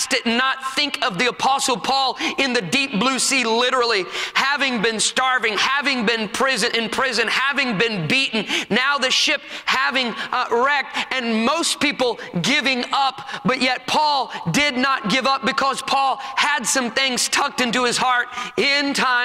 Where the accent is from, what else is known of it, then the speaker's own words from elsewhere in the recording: United States; we are going to sit down as American Christians